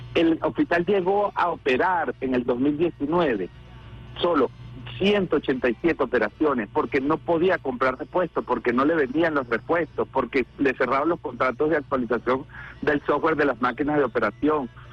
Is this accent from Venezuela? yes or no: yes; Venezuela; como ciudadano, como venezolano, como revolucionario